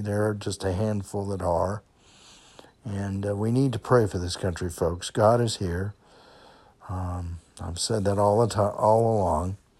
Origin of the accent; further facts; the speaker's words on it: Kenosha, Wisconsin, United States; moved away; I grew up in Kenosha